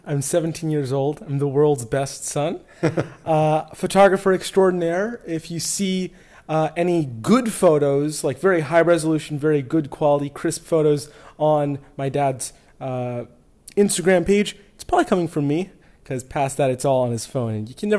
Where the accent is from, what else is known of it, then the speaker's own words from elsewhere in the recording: Orlando, Florida, United States; We're all from Florida originally. Aaron, you grew up in Orlando. I grew up in Orlando.